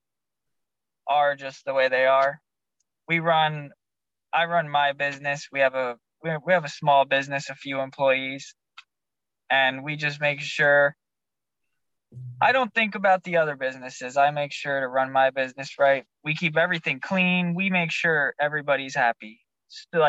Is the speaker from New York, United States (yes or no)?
no; Nutley, New Jersey, United States; also born or lived in Long Valley, New Jersey / Santa Cruz, California; now in Naples, United States; I was born in New Jersey